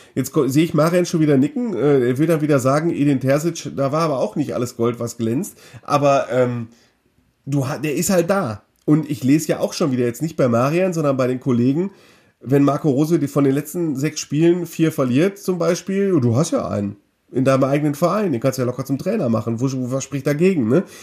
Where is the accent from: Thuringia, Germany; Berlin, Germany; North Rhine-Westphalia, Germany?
North Rhine-Westphalia, Germany; Mülheim an der Ruhr; aus meiner Heimatstadt Mülheim